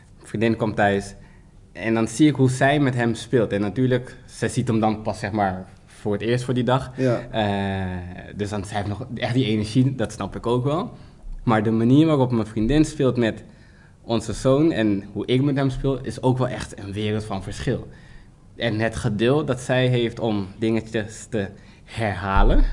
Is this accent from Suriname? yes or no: yes; Suriname; als Surinaamse man